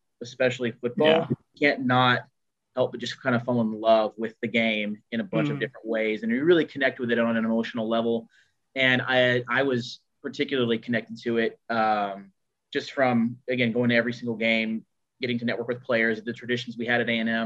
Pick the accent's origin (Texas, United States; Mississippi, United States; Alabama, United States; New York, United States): Texas, United States; Houston; We really didn't have a team growing up in Houston, for a football team per se.